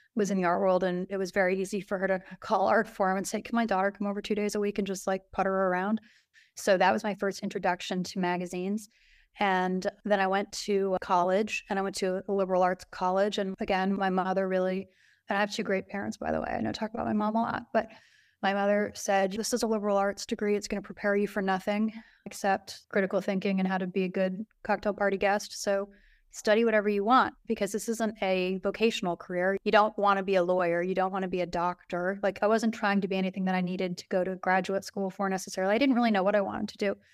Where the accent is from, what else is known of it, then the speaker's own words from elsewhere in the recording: New York City, New York, United States; I grew up downtown in Soho